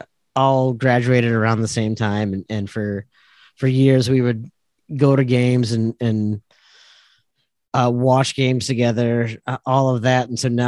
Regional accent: Minnesota, United States; as a Minnesotan

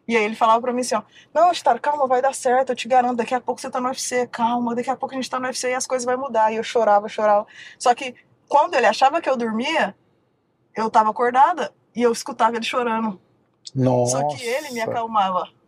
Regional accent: Uberlândia, Minas Gerais, Brazil; moved away; A gente saiu de Uberlândia, fomos dois, passamos um perrengue em São Paulo, passamos um perrengão em São Paulo.

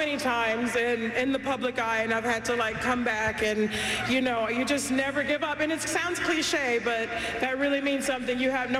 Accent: Compton, California, United States; I'm from Compton, California.

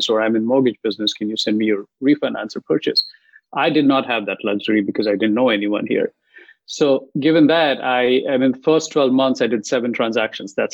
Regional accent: India; English is a second language; moved away as an adult; now in San Jose, United States; I was um, about 18 months in the country. I moved from India

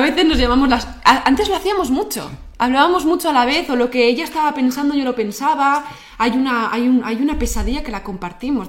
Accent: Basque Country, Spain; somos los vascos

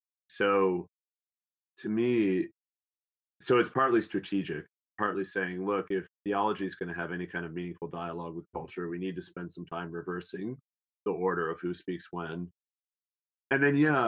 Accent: Southern Illinois, United States; the town in Southern Illinois where I grew up in, even though it's a small town

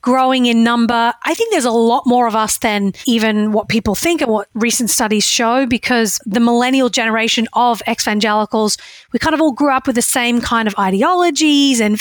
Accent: Australia; moved away as an adult; now in United States; I grew up in Australia where the political and religious environment were completely separate

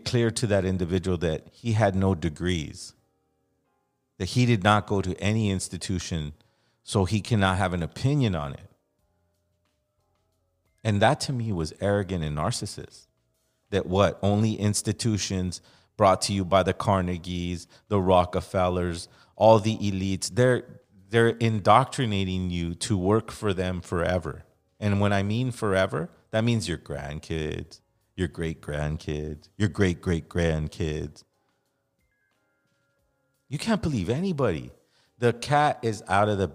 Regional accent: Los Angeles, California, United States; I'm from Los Angeles

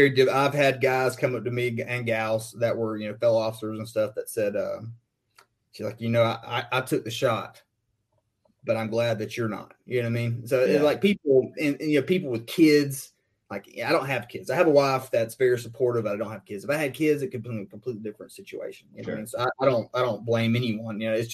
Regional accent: Alabama, United States; I'm from Alabama, so I drove like an hour north to Montgomery and went to Maxwell

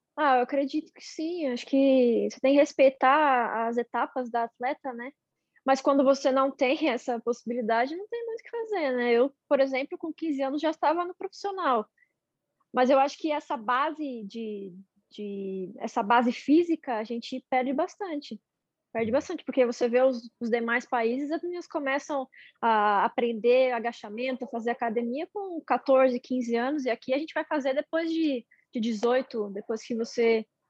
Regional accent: São Bernardo do Campo, São Paulo, Brazil; Sou de São Bernardo.

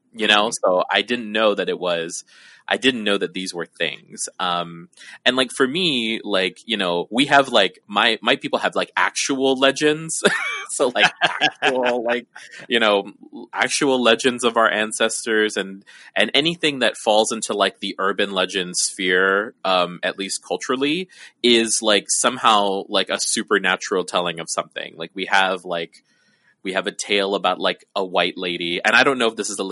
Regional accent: Guam; I grew up on Guam

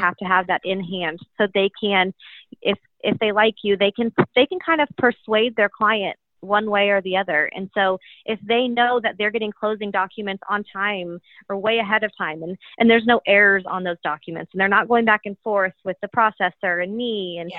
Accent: Kansas City, United States; I was born and raised in Kansas City, went to the University of Kansas

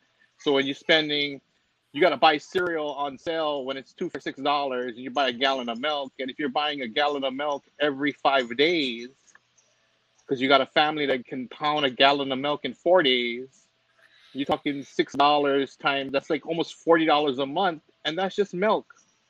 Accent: Hawaii, United States; So Tito knows what I'm talking about, and just growing up in Hawaii and what it takes just to survive and keep your head above water.

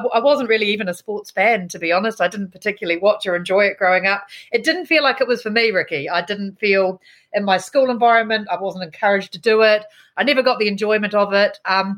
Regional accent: Roponga, Hawke's Bay, New Zealand; also born or lived in Blenheim; But I actually, I was born in Blenheim, and then I moved to a small town in between Napier and Wairoa called Roponga. I was the only Pākehā at my little rural primary school

